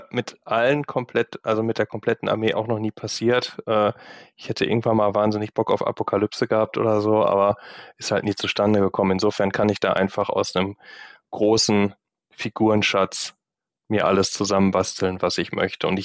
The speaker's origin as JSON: {"language": "German", "town": "Gladbeck", "region": "North Rhine-Westphalia", "country": "Germany", "tie": "born or raised there", "lives_now": "Düsseldorf, Germany", "said": "Düsseldorf sitze, auch gar nicht alles, was ich habe, hier ist, sondern auch noch in Gladbeck, in meiner Heimatstadt."}